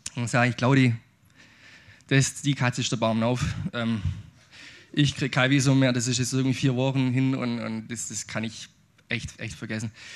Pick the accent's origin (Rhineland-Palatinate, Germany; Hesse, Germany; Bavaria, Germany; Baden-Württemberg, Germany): Baden-Württemberg, Germany; Aidlingen; ich bin schwäbischer Ureinwohner. Ich komme aus Eidlingen